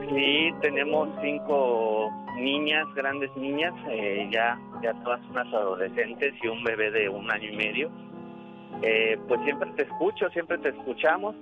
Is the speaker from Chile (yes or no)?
no; Mexico City, Mexico; now in Tijuana, Mexico; nosotros somos de la Ciudad de México, estamos aquí en Tijuana